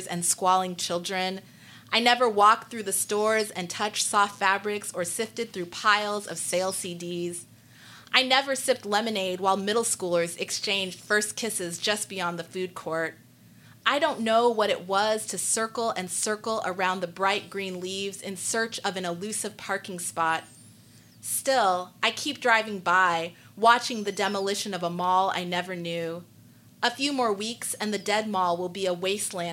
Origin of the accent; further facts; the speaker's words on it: Anchorage, Alaska, United States; moved away as an adult; also born or lived in Pennsylvania / upstate New York / Jamaica (ancestry); now in Charlotte, United States; I am the child of Jamaican immigrants, and I was born and raised in Anchorage, Alaska